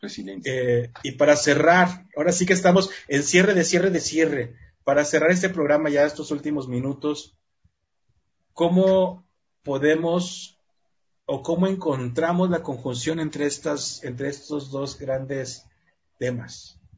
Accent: Mexico; Somos mexicanos.

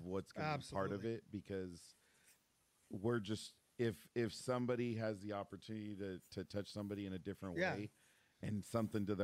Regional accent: Oakdale, California, United States; I'm from Oakdale. Like I grew up, my couple years of high school were in Oakdale.

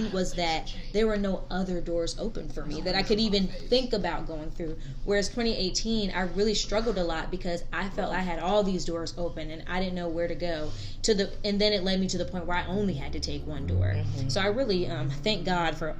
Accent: North Carolina, United States; moved away as an adult; also born or lived in New York / Fort Bragg; now in Tallahassee, United States; wanted to go back down south because I'm from North Carolina

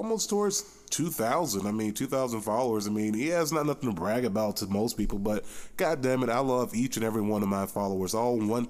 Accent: Boynton Beach, Florida, United States; I am not from Cleveland. I'm from Miami. Well, I'm from the Miami area, originally Boynton Beach. Shout out to the 561.

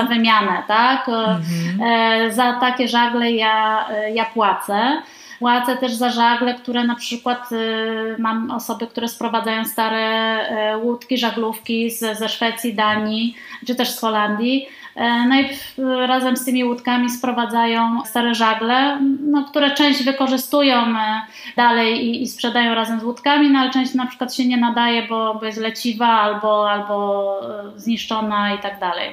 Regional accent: Poznań, Greater Poland, Poland; Ja jestem z Poznania, tutaj, że tak powiem, mam swoje rodzinne korzenie

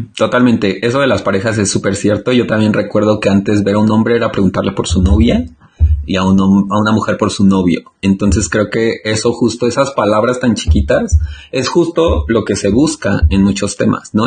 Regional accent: Mexico; al menos yo hablo por México

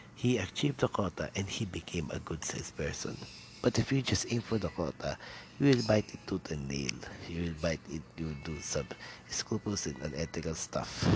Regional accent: Quezon City, Metro Manila, Philippines; first language Tagalog; English is a second language; I'm from Manila, or Quezon City to be exact

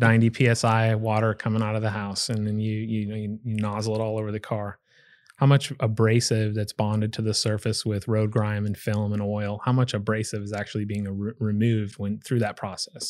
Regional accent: Pleasanton, California, United States; moved away; my hometown, um, when I lived in California is Pleasanton, California

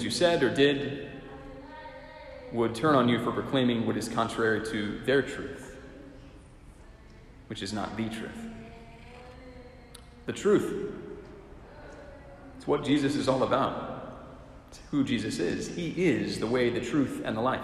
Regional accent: Silver Spring, Maryland, United States; I'm glad I'm from Silver Spring and not from Rockville.

